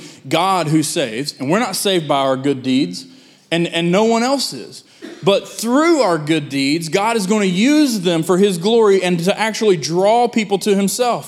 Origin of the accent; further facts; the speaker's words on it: United States; us as Americans